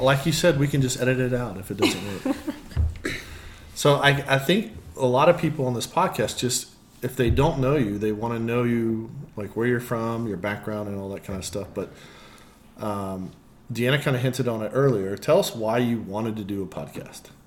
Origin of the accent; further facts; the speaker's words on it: Florida, United States; born and raised in Florida